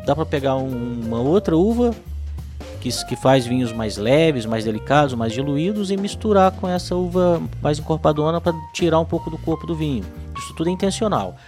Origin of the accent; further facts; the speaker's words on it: Minas Gerais, Brazil; Eu, como mineiro